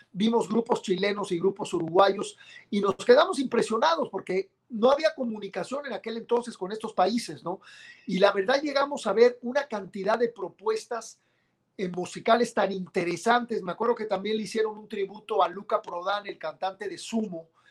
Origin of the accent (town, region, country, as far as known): Mexico